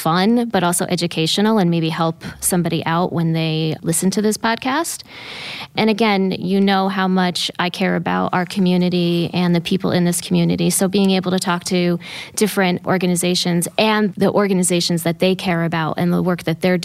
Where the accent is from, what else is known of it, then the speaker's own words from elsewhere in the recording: Columbia County, New York, United States; I'm originally from Columbia County, so not too far south of here. Been here 25 years